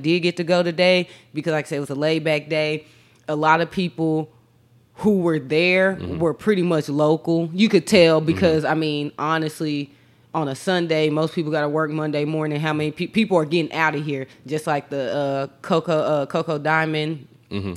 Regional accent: Texas, United States

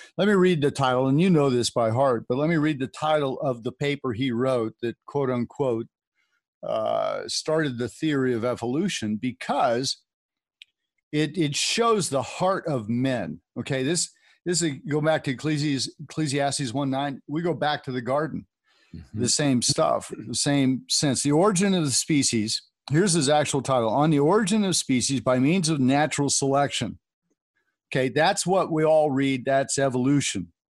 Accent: California, United States; I grew up in California

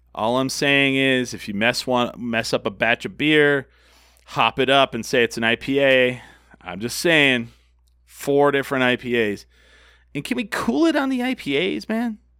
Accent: Albuquerque, New Mexico, United States; that's how Albuquerque is. It just is. We're very cheap

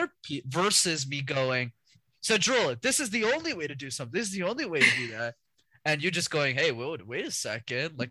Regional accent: Canada; My parents immigrated, and then I was born in Canada

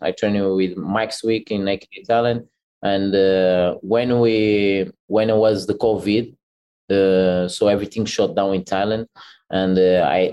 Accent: Portugal; I grew up in Portugal

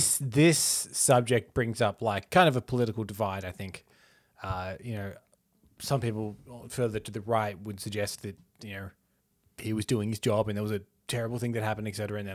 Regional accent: Australia; as an Australian on the outside looking

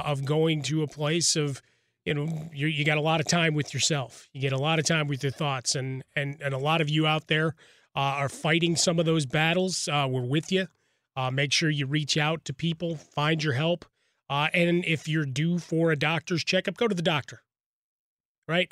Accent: Chicago, Illinois, United States; now in Los Angeles, United States; I grew up in Chicago

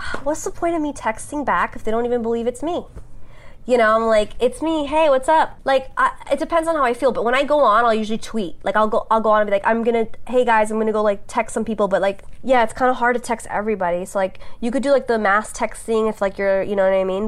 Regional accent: New York City, New York, United States; moved away as an adult; now in Los Angeles, United States; I grew up on Staten Island

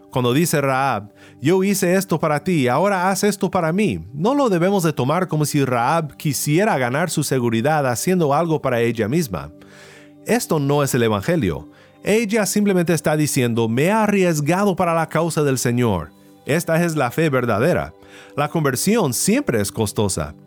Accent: Kansas, United States; now in California, United States; Originalmente soy de Kansas, donde los tornados son muy comunes

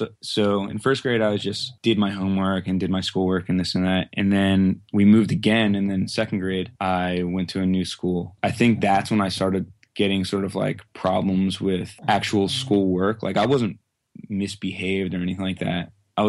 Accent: Quakertown, Pennsylvania, United States; I live in Quakertown, Pennsylvania, which is like basically within like a 20-mile radius of where I currently live my whole life.

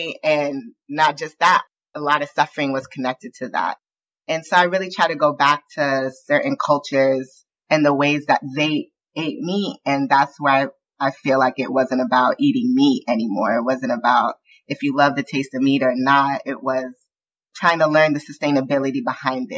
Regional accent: Southern California, United States; I grew up in the Southern California punk scene

